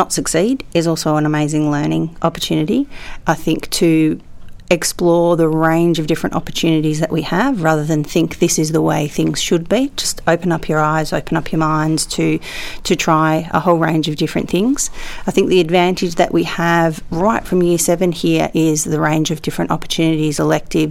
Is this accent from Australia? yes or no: yes; Australia; As an Australian